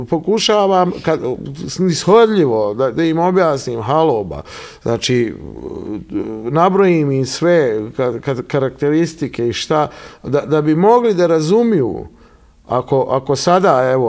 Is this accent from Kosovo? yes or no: no; Bosnia & Herzegovina; also born or lived in Milan, Italy / Sicily, Italy; ja dolazim, Dolazim iz Evrope, dolazim iz Bosne, znači roditelji mi, ovaj, na Grbavici